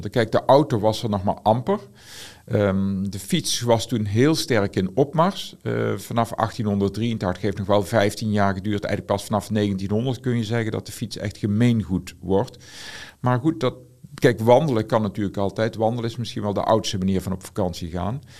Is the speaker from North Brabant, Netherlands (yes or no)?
yes; Aarle-Rixtel, North Brabant, Netherlands; Ik kom zelf uit Aalriksel. Die hadden allemaal een brommer. En ik was de enige zonder brommer. Ik kom uit een zwaar ongemotoriseerd gezin.